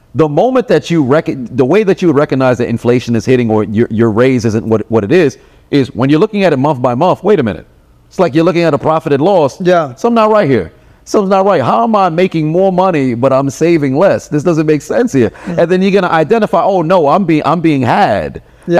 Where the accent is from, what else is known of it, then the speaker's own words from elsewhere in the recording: New York, United States; I'm from New York